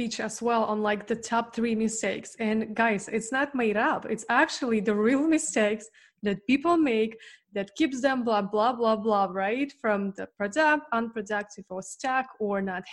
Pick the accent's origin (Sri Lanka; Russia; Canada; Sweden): Russia; moved away; I grew up in Russia, which in the 90s, it was so limited